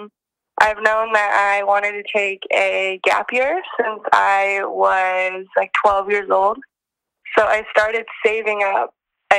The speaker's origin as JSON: {"language": "English", "region": "Northern California", "country": "United States", "said": "I'm from Northern California"}